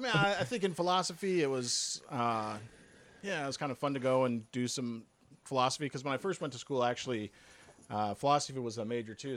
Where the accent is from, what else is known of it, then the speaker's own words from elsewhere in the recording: Evergreen, Colorado, United States; also born or lived in Denver, Colorado; I'm from Colorado. I was born in Denver, grew up in the foothills, kind of the mountainous area west of Denver.